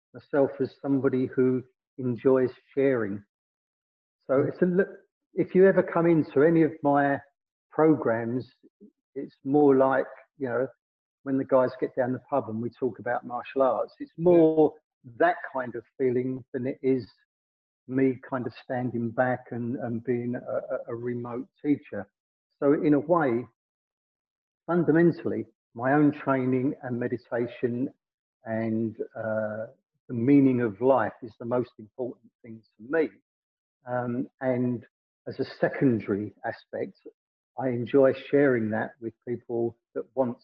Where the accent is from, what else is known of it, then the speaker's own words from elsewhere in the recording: London, United Kingdom; I'm a council estate lad that grew up in South London.